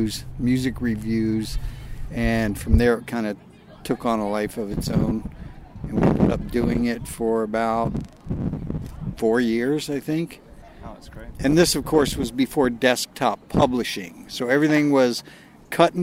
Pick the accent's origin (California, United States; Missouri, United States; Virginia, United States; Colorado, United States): Virginia, United States; I was born here in Virginia, grew up here building ramps and skateboarding